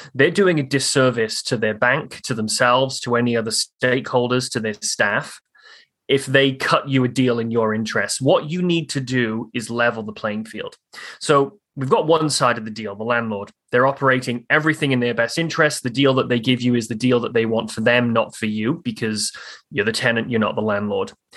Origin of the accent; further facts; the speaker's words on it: Newport, Wales, United Kingdom; moved away as an adult; now in Halifax, Canada; I grew up in in South Wales over in the UK on the on the Wales England border but in Wales. The city I grew up in was called Newport.